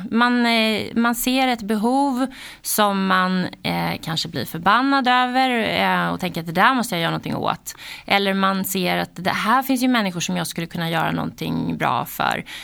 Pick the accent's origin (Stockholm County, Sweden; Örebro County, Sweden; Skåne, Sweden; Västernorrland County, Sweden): Stockholm County, Sweden; Täby; Eh, Täby, mm. norr om Stockholm.